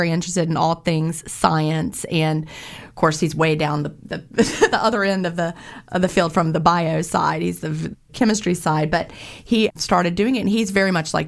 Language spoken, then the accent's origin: English; near Lynchburg, Appalachian region of Virginia, United States; now in Georgia, United States; I grew up in the Appalachian region of Virginia near like Bedford County, Lynchburg area, Peaks of Otter